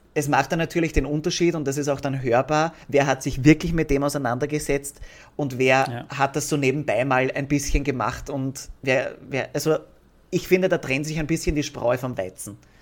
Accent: Austria; bei uns in Österreich

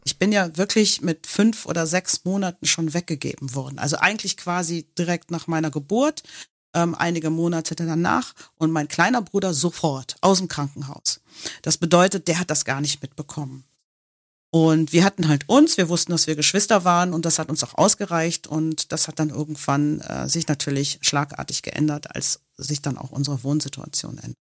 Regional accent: Germany; born or raised there; first language English; German is a second language; also born or lived in Manhattan, New York, United States

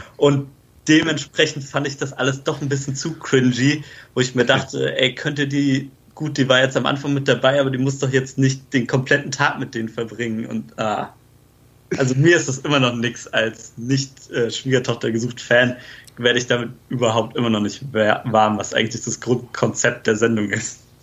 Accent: near the border with Hesse, northern Bavaria, Germany; ich komme jetzt auch eher aus Bayern halt, zwar im Norden, auch eher so Grenze Richtung Hessen

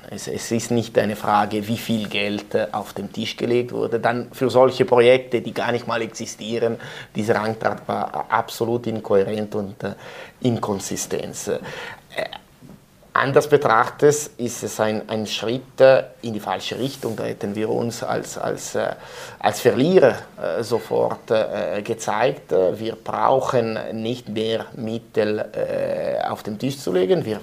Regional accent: Ticino, Switzerland; das ist auch die Mentalität, das sage ich als, als Tessiner, die Mentalität der Deutschschweizer.

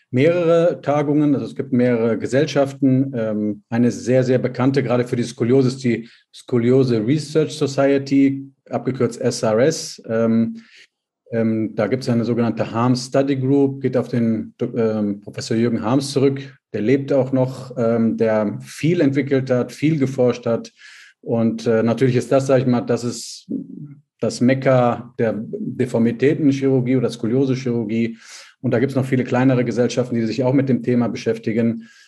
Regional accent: Bonn, North Rhine-Westphalia, Germany; habe also ähm, die Basischirurgie in der Orthopädie gelernt in meiner Heimatstadt Bonn

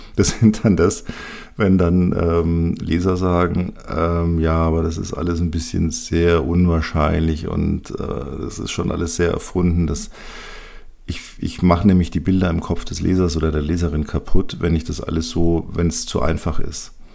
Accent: Bavaria, Germany; hier bei uns in Bayern

